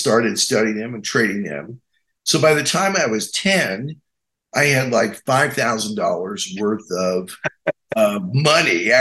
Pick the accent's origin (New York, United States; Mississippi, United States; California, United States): New York, United States; Amsterdam; I was born in Amsterdam, New York, the same hospital that Kirk Douglas was born